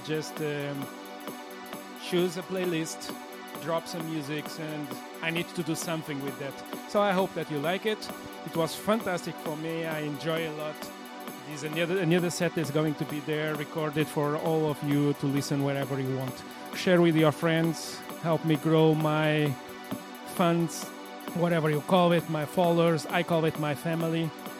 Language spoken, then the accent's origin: English; Portugal; English is a second language; I'm based from Portugal. I'm a Portuguese guy, so my English is not quite so good.